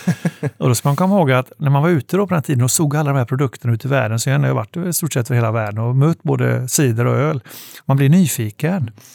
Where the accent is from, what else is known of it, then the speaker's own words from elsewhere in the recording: Gothenburg, Västra Götaland, Sweden; Jag är själv från Göteborg som kanske hörs och eh, bor fortfarande där